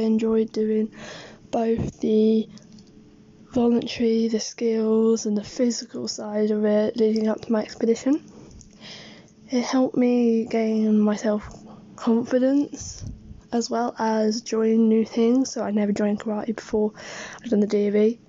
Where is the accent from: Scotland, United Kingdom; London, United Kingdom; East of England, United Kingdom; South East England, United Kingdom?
East of England, United Kingdom; Hertfordshire; I'm from Hertfordshire.